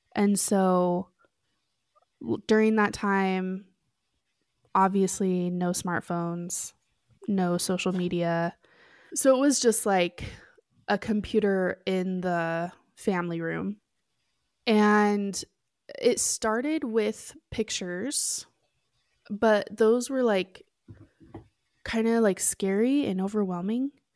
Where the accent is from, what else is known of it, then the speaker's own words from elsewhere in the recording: Oregon, United States; moved away as an adult; also born or lived in Lima, Peru; now in Utah, United States; I grew up in Oregon, but I've lived in Utah for the last, like, eight years or so